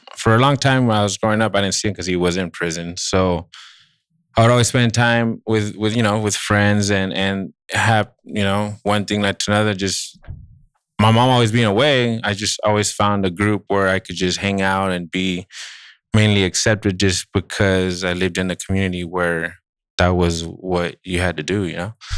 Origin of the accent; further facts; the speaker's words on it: Santa Barbara, California, United States; I grew up in Santa Barbara